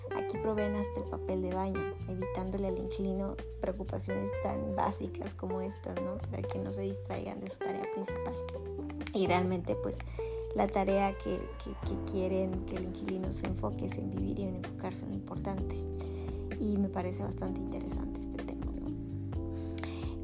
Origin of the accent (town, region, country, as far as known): Mexico